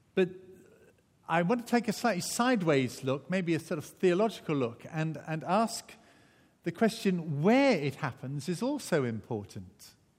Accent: Wales, United Kingdom; also born or lived in Barnstaple, Devon, England; I am Welsh through and through

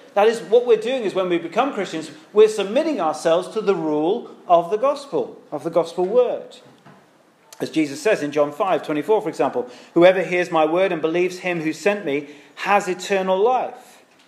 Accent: United Kingdom; now in London, United Kingdom; because we're British

